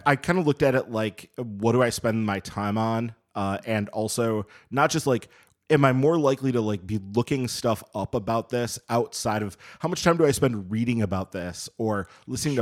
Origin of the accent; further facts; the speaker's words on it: Madison, Wisconsin, United States; moved away as an adult; I grew up in Madison and grew up going to Badger games